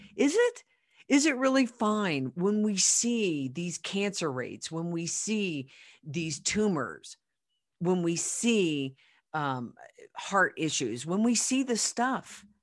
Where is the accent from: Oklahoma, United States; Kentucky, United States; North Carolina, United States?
Oklahoma, United States; now in Colorado, United States; I'm from Oklahoma